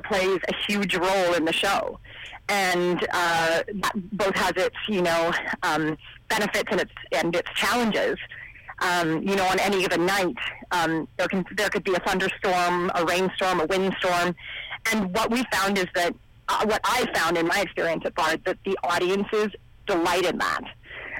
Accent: Ontario, Canada; now in British Columbia, Canada; I'm actually from Ontario, and when I first came out to BC

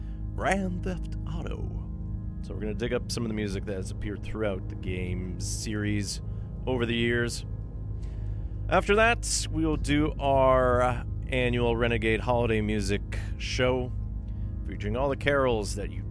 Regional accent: North Karelia, Finland; I'm from North Karelia, North Pohjois-Karjala, as we say.

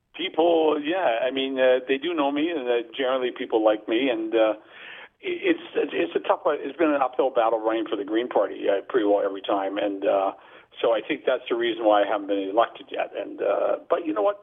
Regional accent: Burnaby, British Columbia, Canada; I was in my hometown of Burnaby

